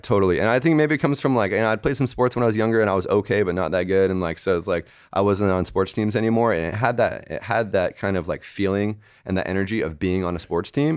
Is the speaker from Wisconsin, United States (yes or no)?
no; Bay Area, California, United States; moved away as an adult; also born or lived in New York / Montreal; I left the Bay Area when I was 18 for New York